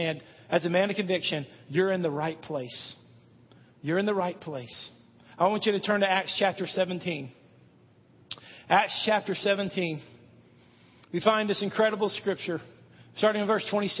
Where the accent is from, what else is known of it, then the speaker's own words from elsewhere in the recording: Irving, Texas, United States; moved away as an adult; also born or lived in Olathe, Kansas / Madison, Tennessee / Frisco, Texas; now in Hendersonville, United States; I grew up in Irving, Texas. Lived there 20 years of my life